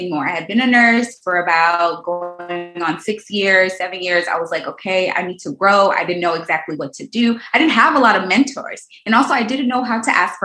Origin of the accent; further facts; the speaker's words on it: Houston, Texas, United States; I'm from Houston, Texas. I grew up in a, not so great neighborhood